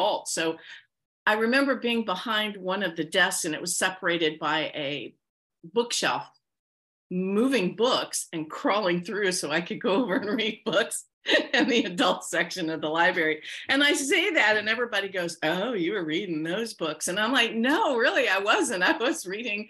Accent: near Wilmington, Ohio, United States; born or raised there

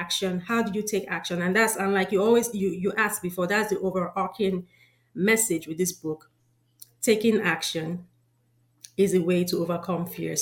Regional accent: Nigeria; moved away; I know I'm from Nigeria. I grew up in Nigeria.

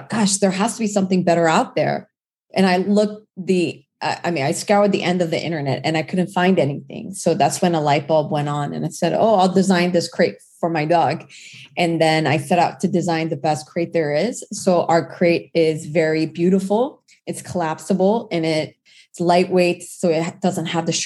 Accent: Orange County, California, United States; also born or lived in South Korea; I'm a Korean immigrant. I immigrated when I was 8 years old and I grew up in Orange County

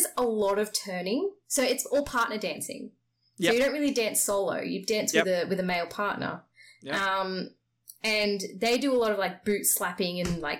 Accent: Transylvania, Romania; We're from Transylvania.

